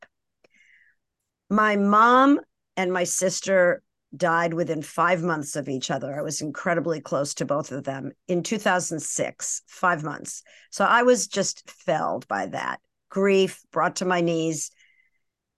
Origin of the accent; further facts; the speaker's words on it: Brookline, Massachusetts, United States; now in Marin County, United States; I was born and raised in Brookline, Massachusetts, which is just outside of Boston